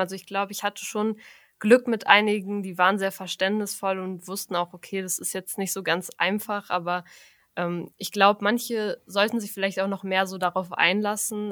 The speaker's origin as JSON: {"language": "German", "town": "Frankfurt", "country": "Germany", "moved": "as an adult", "lives_now": "Münster, Germany", "said": "Also eigentlich komme ich aus Frankfurt."}